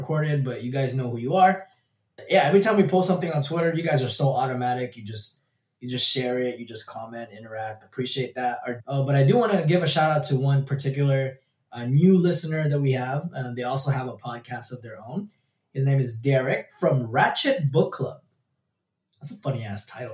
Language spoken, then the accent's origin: English; California, United States; We're super Californian